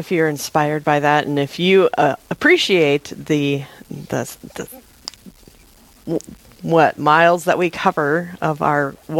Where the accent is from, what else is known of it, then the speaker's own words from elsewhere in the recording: Rapid City, South Dakota, United States; moved away; I'm from Rapid City